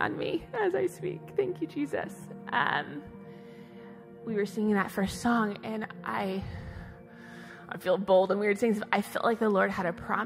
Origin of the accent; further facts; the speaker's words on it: Tulsa, Oklahoma, United States; moved away; my husband and I'm from Tulsa, but we moved back to Tulsa 4 years ago